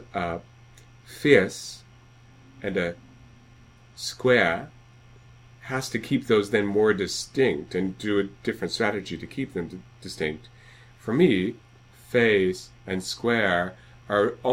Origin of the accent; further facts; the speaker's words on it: Iowa, United States; when I was growing up in Iowa